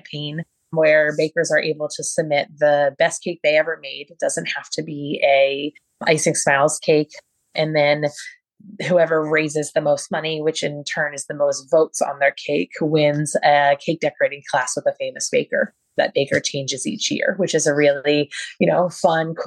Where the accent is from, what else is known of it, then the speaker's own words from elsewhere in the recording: Baltimore, Maryland, United States; I'm from Baltimore